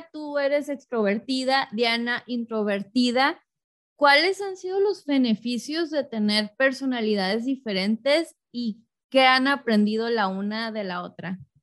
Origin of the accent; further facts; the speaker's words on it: Tijuana, Baja California, Mexico; moved away as an adult; now in Los Angeles, United States; yo crecí en Tijuana y yo me mudé hace poco a Los Ángeles